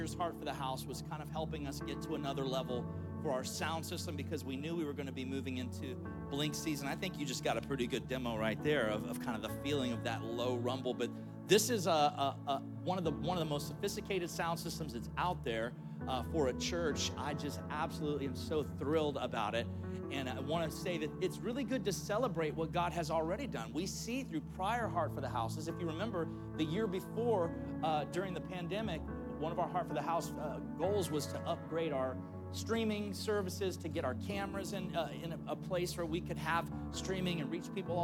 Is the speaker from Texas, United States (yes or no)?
no; St. Cloud, Florida, United States; I'm from St. Cloud